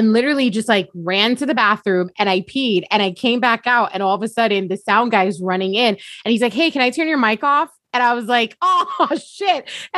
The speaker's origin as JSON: {"language": "English", "town": "Long Beach", "region": "California", "country": "United States", "said": "I'm from Long Beach."}